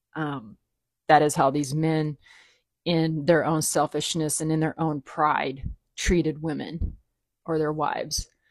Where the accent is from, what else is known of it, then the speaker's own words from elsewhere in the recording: the South, United States; I grew up in the South